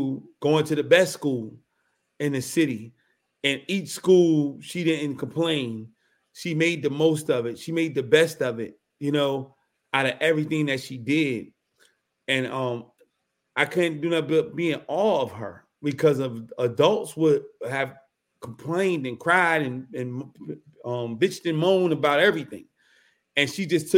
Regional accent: Newark, New Jersey, United States; moved away; also born or lived in Washington, D.C.; I'm from Newark, New Jersey, Brick City, like that New Jersey Drive movie. Yeah, I lived that. Like, we that's where we come from, for real, for real. And I was in the heart of everything.

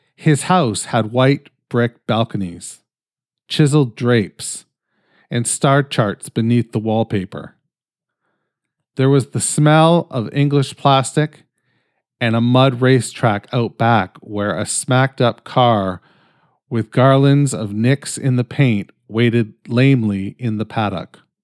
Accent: Canada; I'm fucking Canadian

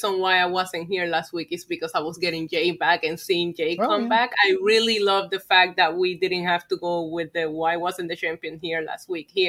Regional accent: Puerto Rico; growing up in Puerto Rico

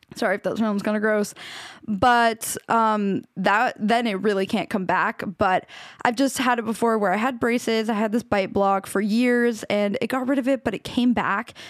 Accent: Washington, United States; now in Los Angeles, United States; the town I grew up in in Washington

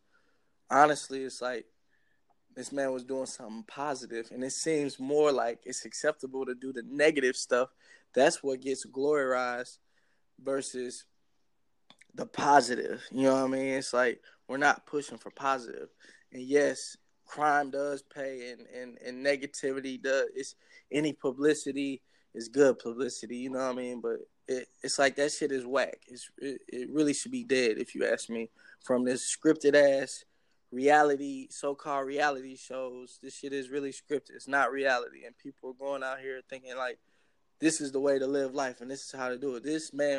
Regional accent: Houston, Texas, United States; also born or lived in Minneapolis, Minnesota / Los Angeles, California; now in Newark, United States; Houston is where I'm from, and Minnesota is where I was born, because Houston is what raised me

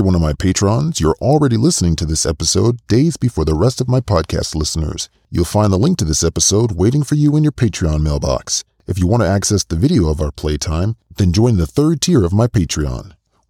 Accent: United States; I mean, I'm from the States, so how could I know necessarily

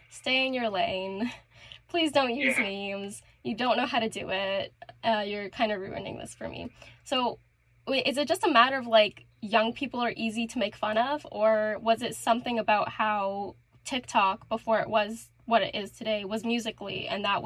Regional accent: Toronto, Ontario, Canada; I'm Canadian. I'm from Toronto, the very overrated city

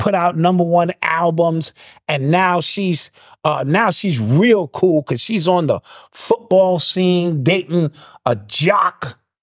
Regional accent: Detroit, Michigan, United States; I'm from Detroit

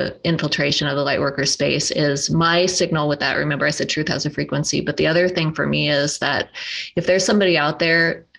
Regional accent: Black Hills of South Dakota, United States; now in Sedona area, United States; I grew up in the Black Hills of South Dakota

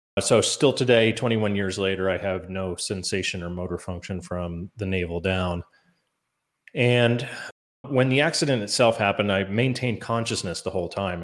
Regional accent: Maine, United States; growing up in Maine

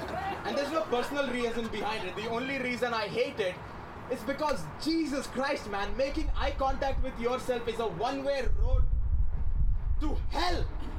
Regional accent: India; moved away as an adult; now in Toronto, Canada; yes, I am from India.

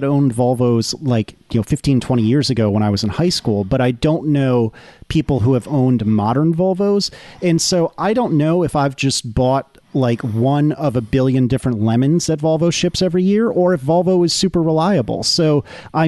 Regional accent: Northeast, United States; also born or lived in the South; I'm from the Northeast, but I've spent enough time in the South

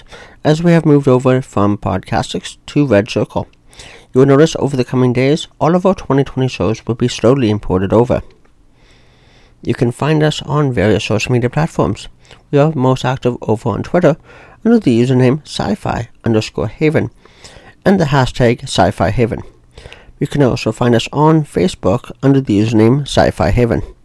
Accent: Ontario, Canada; I'm from Ontario, Canada

